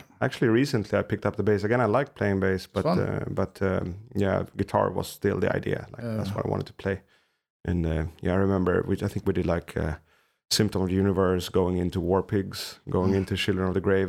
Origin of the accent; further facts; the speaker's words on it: Haninge, Stockholm County, Sweden; one of the songs that got mentioned where I was growing up in Haninge.